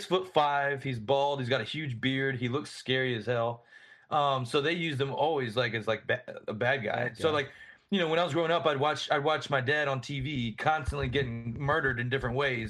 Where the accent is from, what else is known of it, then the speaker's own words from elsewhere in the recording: Columbia, South Carolina, United States; I grew up in Columbia, probably moved there when I was like maybe 10, something like that, 10 years old.